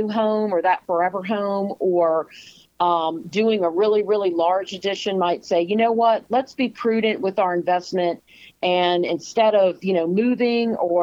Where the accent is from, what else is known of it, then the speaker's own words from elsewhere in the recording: United States; I've been born and bred in Chesterfield County, and having lived here all my life